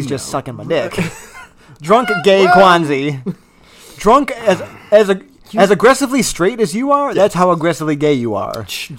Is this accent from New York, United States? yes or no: no; Kalamazoo, Michigan, United States; we're men from Kalamazoo, Michigan.